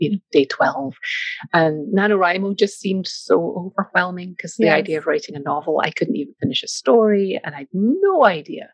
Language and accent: English; Scotland, United Kingdom; moved away; As you may or may not be able to hear from the accent, I'm from Scotland, grew up there